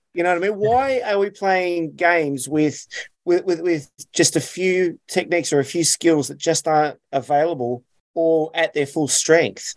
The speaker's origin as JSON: {"language": "English", "country": "Australia", "said": "I'm Aussie through and through."}